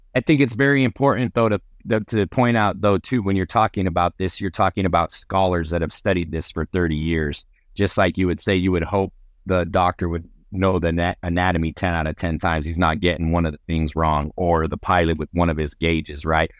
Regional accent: New Mexico, United States; I'm from New Mexico

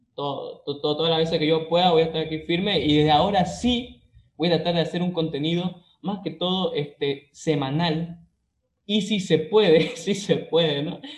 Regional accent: Santa Cruz de la Sierra, Santa Cruz, Bolivia; yo soy de Santa Cruz, Bolivia

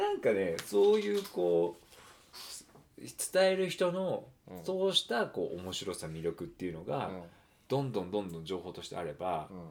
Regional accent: Tokyo, Japan; moved away as an adult; also born or lived in Oita / Sapporo, Hokkaido; 日本だったら日本で東京で育ったんだけど

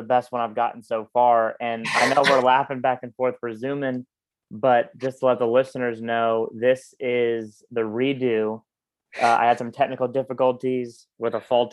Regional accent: Orlando, Florida, United States; I grew up in Orlando

